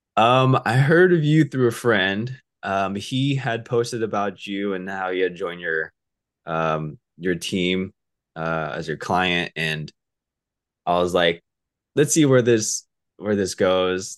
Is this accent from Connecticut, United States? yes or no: no; Southern California, United States; also born or lived in Alaska / Orange County; I'm from, um, Southern California. Uh, I was raised here. I was actually born up over in Alaska.